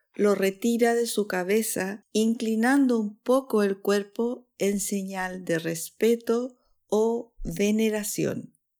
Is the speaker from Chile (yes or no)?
yes; Chile; now in Switzerland; chilena, profesora de español para extranjeros en Suiza